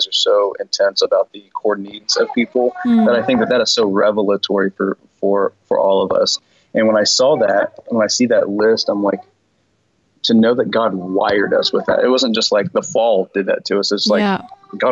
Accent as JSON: {"language": "English", "region": "Midwest", "country": "United States", "tie": "born or raised there", "said": "growing up in the West and then the Midwest in particular"}